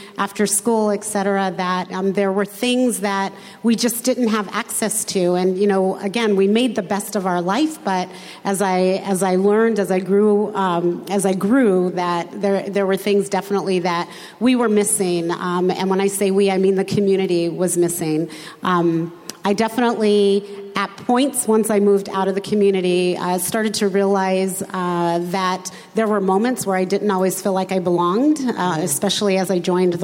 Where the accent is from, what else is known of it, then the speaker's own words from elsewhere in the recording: a suburb just east of Los Angeles, Southern California, United States; They moved the family to Southern California in the 60s, where I grew up in a suburb just east of Los Angeles